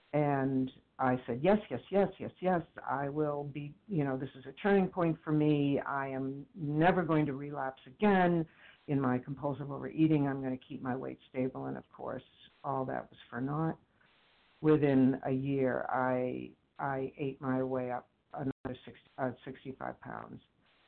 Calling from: Boston, Massachusetts, United States; I'm from the Boston area.

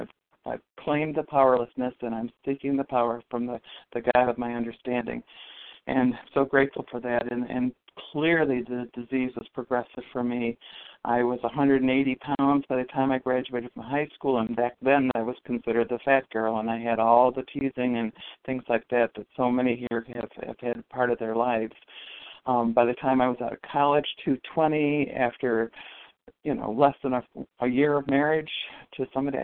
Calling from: Western New York, United States; I'm calling from Western New York

